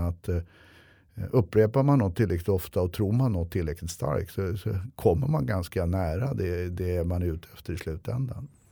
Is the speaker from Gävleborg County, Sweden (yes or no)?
no; Stockholm, Stockholm County, Sweden; jag är uppväxt i Hökarängen med mycket ligister och gangster